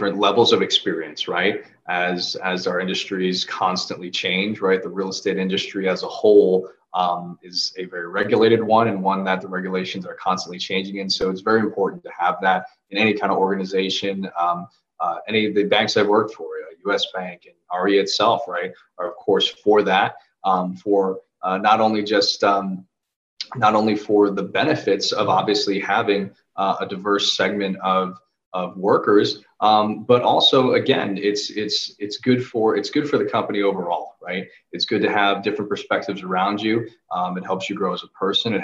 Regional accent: United States; also born or lived in Seoul, South Korea; I was born in Seoul, in South Korea. And my sister and I were actually adopted from Korea into an American family here

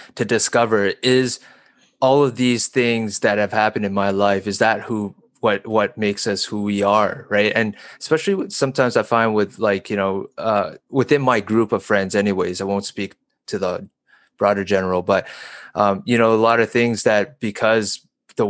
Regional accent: Calgary, Alberta, Canada; also born or lived in China; I've been born and raised in Calgary

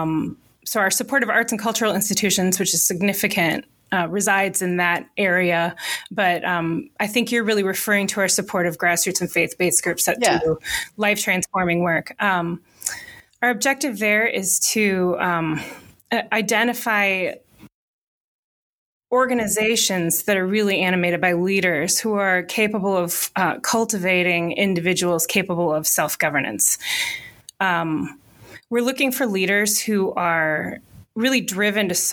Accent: Pewaukee, Wisconsin, United States; also born or lived in Southern California; So I grew up in the next county over in Waukesha County. In a what was then a rural town called Pewaukee

